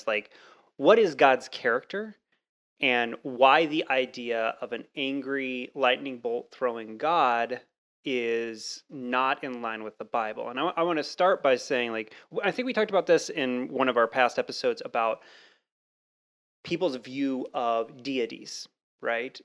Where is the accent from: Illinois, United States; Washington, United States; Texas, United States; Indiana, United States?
Texas, United States; moved away; I grew up in Texas, uh, for a while